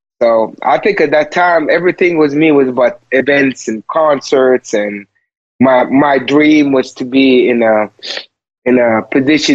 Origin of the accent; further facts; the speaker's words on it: Saudi Arabia; English is a second language; moved away; growing up in the Middle East where I'm originally from, Saudi Arabia.